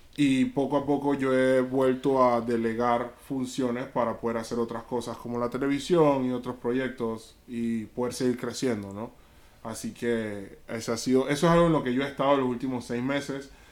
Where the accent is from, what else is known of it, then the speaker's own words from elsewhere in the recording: Panama; como panameño